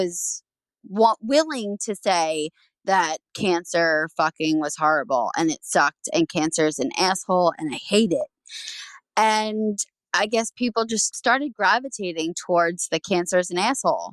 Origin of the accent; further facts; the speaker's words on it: New Jersey, United States; I'm originally from New Jersey, born and raised, still here.